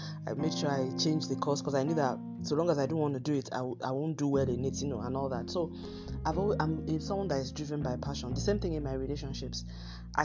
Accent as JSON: {"language": "English", "country": "Nigeria", "said": "my home country, Nigeria, where I'm broadcasting from"}